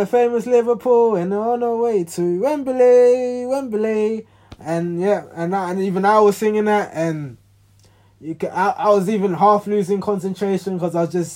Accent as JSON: {"language": "English", "country": "Ghana", "said": "I'm Ghanaian"}